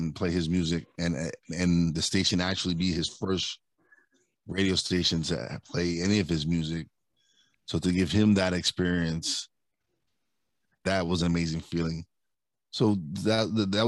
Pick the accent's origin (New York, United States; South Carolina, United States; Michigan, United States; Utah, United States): New York, United States; New York City; now in Pocono Mountains, United States; I'm originally from Brooklyn, but I live in Pocono Mountains in Pennsylvania now